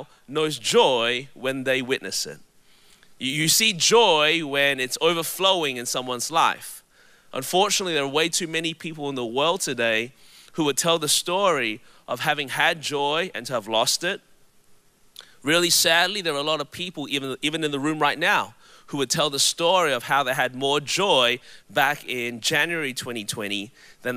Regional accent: Melbourne, Victoria, Australia; now in Anderson, United States; my voice is a little bit different. It's because I was born and raised in Melbourne, Australia

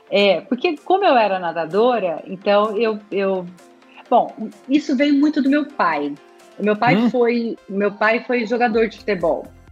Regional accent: Araçatuba, São Paulo, Brazil; eu nasci em Aracatuba, então eu nadava pelo Aracatuba Clube

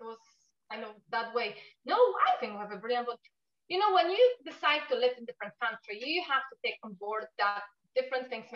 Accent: Poland; accent: Polish; English is a second language; moved away as an adult; now in Newry, United Kingdom; my Polish accent is still quite strong, even being here 17 years.

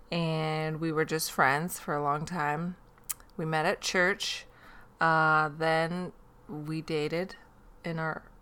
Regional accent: Northwest, United States; I grew up in the Northwest. I have a sister.

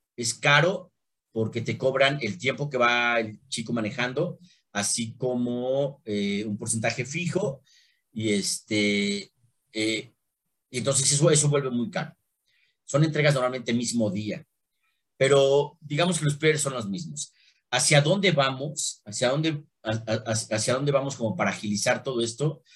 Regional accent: Mexico; soy mexicano y amo mi país

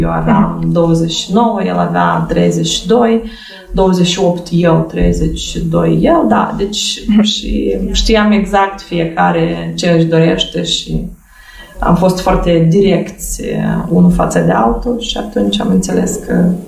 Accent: Moldova; Eu am copilărit și sunt născut în satul Fetița

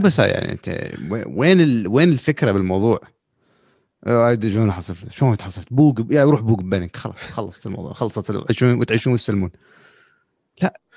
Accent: Iraq; احنا كشعب خلينا نقول بالعراق

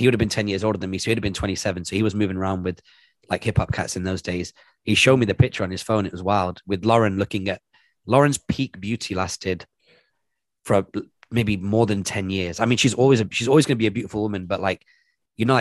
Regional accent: Salford, North West England, United Kingdom; moved away as an adult; also born or lived in Manchester / Canada / London; I grew up in Salford, which is near Old Trafford football stadium

